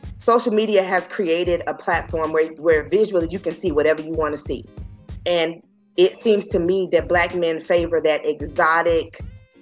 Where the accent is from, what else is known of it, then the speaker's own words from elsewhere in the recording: Dallas-Fort Worth area, Texas, United States; I come from the Dallas-Fort Worth area